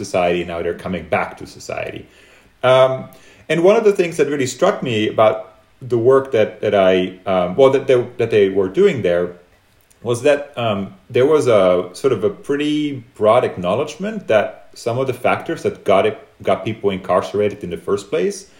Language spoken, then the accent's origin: English; Netherlands; moved away as an adult; now in United States; when I moved to the US, I was from Holland.